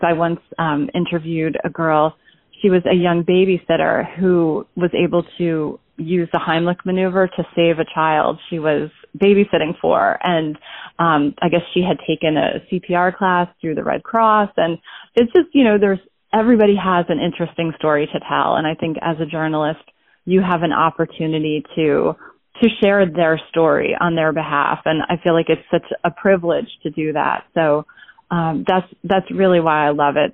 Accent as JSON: {"language": "English", "town": "Basking Ridge", "region": "New Jersey", "country": "United States", "tie": "born or raised there", "said": "I was born in Basking Ridge, New Jersey, or I guess that's where I lived from the time I was about one"}